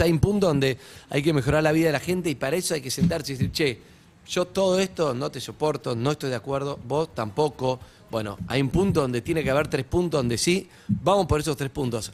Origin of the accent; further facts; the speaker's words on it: Argentina; ese orgullo que tenemos de ser argentinos